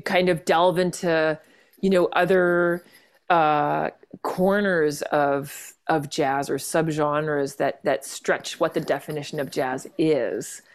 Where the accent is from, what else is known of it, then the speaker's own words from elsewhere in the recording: Vancouver, British Columbia, Canada; now in Ontario, Canada; I grew up in Vancouver, um, among the mountains and the sea, which I miss every day out here in, in, in, uh, Ontario.